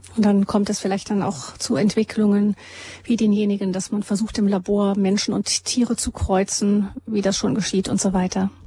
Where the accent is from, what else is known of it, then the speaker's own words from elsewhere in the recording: Germany; wir Deutsche